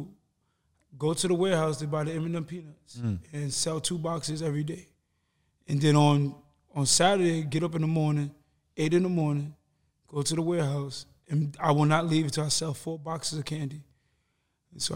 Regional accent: New York City, New York, United States; moved away as an adult; now in Los Angeles, United States; I grew up in the Bronx and grew up in poverty.

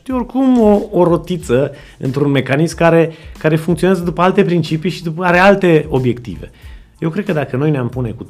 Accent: Reșița, Caraș-Severin County, Romania; Eu sunt din Reșița

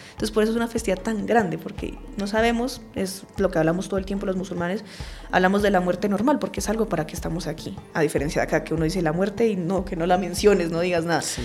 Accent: Colombia; Nosotros aquí como colombianos

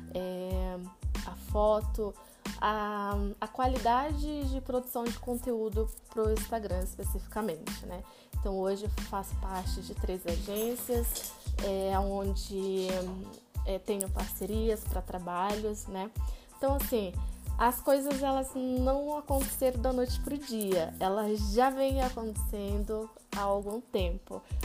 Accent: Pará, Brazil; moved away as an adult; now in Curitiba, Brazil; eu sou paraense, né? Então, eu nasci e cresci no Pará e já faz 11 anos que moro aqui em Curitiba

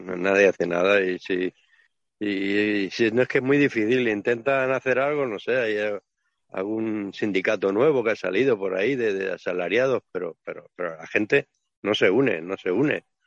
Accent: Barcelona, Catalonia, Spain; yo soy catalán, ¿no? Bueno, soy de Barcelona

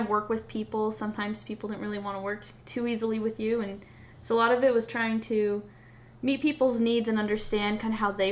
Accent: Orem, Utah, United States; Orem, Utah.

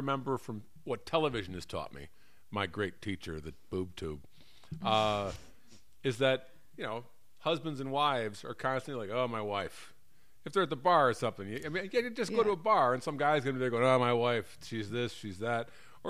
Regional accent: Barbados; Oh, I'm from Barbados.

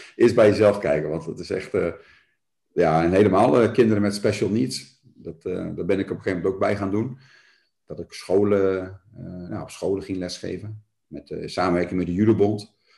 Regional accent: Ermelo, Gelderland, Netherlands; also born or lived in Nunspeet; now in Doornspijk, Netherlands; Ik ben in Ermelo geboren.

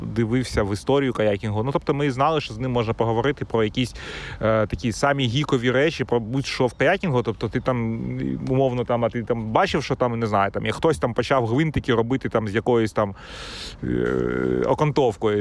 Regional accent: Kyiv, Ukraine; moved away; я сам з Троєщини

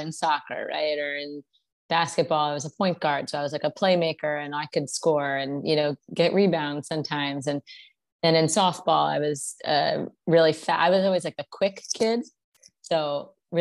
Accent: New Jersey, United States; moved away as an adult; also born or lived in Memphis, Tennessee / Miami; I'm from New Jersey, went to college in Memphis, Tennessee

